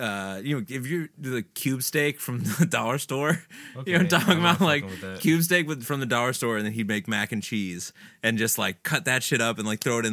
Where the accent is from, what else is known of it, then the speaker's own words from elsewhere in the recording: the South, United States; I grew up in the South